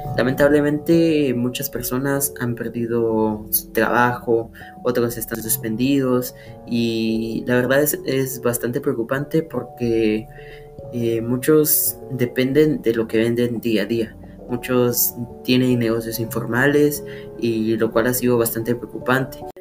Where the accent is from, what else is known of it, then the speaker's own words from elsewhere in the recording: Sololá, Guatemala; soy de Solola